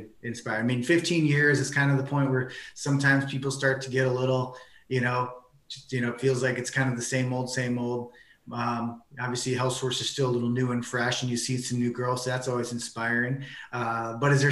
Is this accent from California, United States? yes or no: no; Wisconsin, United States; moved away as an adult; now in Chicago, United States; I grew up in Wisconsin, so I'm a Packer fan by heart. I didn't move to Chicago until chiropractic school